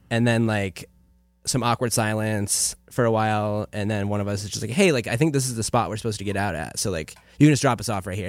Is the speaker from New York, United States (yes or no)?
yes; Afton, New York, United States; moved away; I'm originally from a tiny, no stoplight town in upstate New York